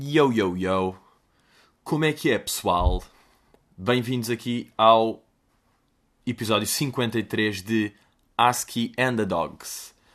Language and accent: Portuguese; Lisbon, Portugal; also born or lived in United States; eu nasci no Restelo vivo em Lisboa desde os meus zero anos